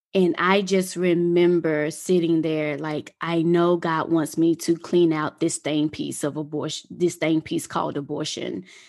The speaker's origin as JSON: {"language": "English", "region": "Mississippi", "country": "United States", "tie": "born or raised there", "also_born_or_lived": "Atlanta", "moved": "yes", "said": "I'm originally from Mississippi, and living in Mississippi was it was an experience."}